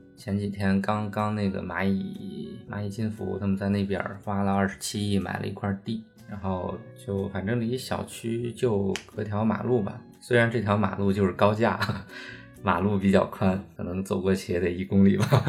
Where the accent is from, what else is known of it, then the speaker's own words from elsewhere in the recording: Zhangjiakou, Hebei, China; now in Shanghai, China; 我老家河北张家口嘛，就是挺北的一个城市